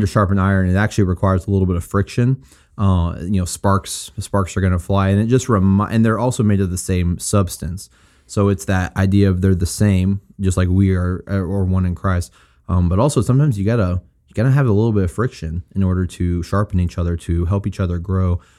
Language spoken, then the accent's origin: English; Springfield, United States; moved away as an adult; my hometown of Springfield